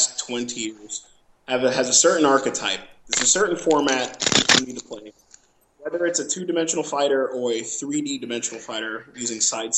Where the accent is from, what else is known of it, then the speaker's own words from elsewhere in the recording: Orlando, Florida, United States; moved away as an adult; now in California, United States; I'm originally from Orlando, Florida